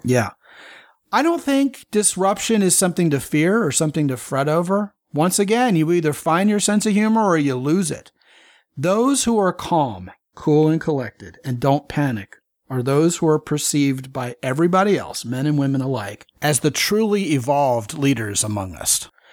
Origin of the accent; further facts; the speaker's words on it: Baltimore, Maryland, United States; growing up in Baltimore